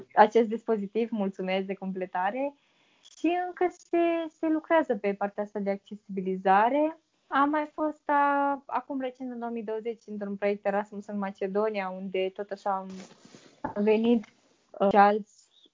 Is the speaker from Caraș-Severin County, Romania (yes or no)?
no; Vaslui, Vaslui County, Romania; also born or lived in Târgu Frumos; în orașul în care locuiesc, sunt din Vaslui